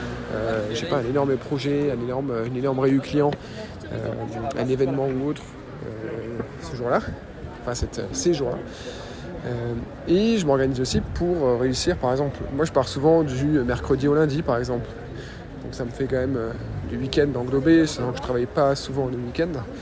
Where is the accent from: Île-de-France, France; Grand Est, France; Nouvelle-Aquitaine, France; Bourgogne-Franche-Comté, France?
Grand Est, France; Metz; Et je vais souvent à Metz et en Moselle, parce que c'est là d'où je viens, c'est là que j'ai ma famille, c'est là que j'ai des amis d'enfance.